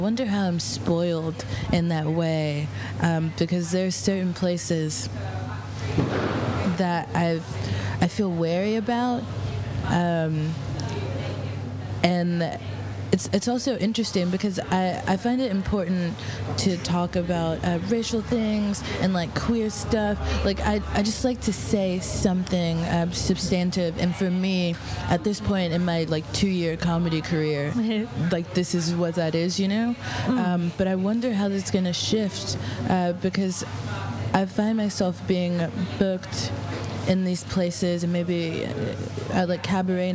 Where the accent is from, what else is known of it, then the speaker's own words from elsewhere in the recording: Texas, United States; moved away; I'm from Texas, which is like one of the most conservative states.